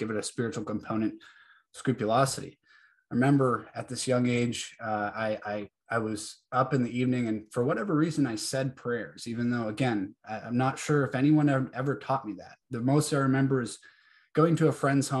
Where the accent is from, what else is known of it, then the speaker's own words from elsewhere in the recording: New Hampshire, United States; now in Georgia, United States; I was born and raised in New Hampshire, now live down in Georgia